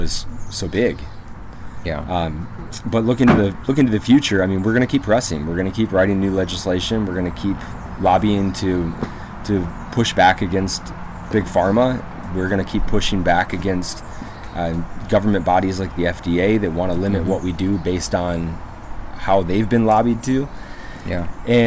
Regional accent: Flint, Michigan, United States; now in Tennessee, United States; I was born in Flint, Michigan

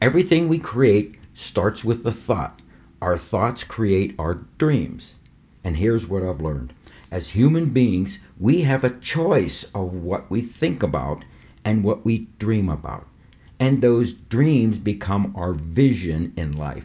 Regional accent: New Kensington, Pennsylvania, United States; my hometown of New Kensington, 18 miles north of Pittsburgh on the Allegheny River

